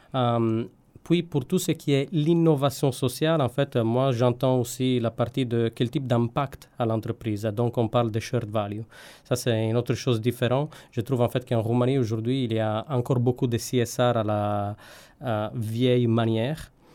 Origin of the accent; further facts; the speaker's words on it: Sardinia, Italy; French is a second language; moved away; also born or lived in Turin / Paris; je viens de Sardaigne